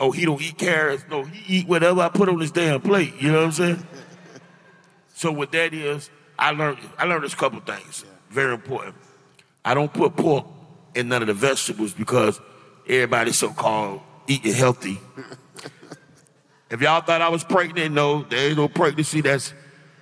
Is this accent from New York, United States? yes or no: no; Miami, Florida, United States; I grew up in the Poker Bean Projects